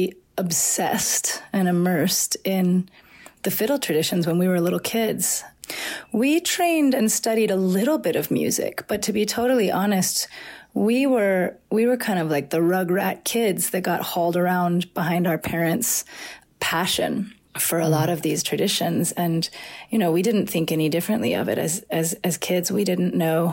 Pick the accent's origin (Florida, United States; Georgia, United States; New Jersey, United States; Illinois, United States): Georgia, United States; Atlanta; moved away as an adult; also born or lived in New Orleans / Asheville; back to Atlanta, to the house we were born and raised